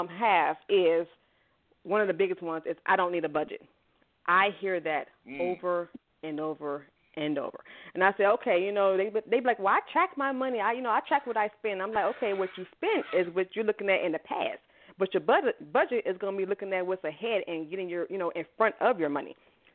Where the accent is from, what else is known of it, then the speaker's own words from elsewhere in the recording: Chicago, Illinois, United States; I am originally from Chicago. What's going on, Chi-Town? I love my city.